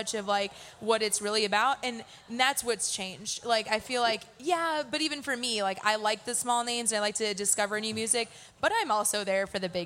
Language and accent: English; Midwest, United States; I'm from the Midwest